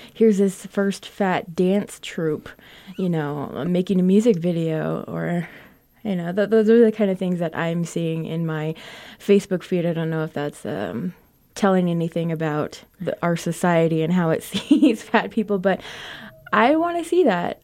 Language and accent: English; Crownpoint, New Mexico, United States; Crown Point, New Mexico, my hometown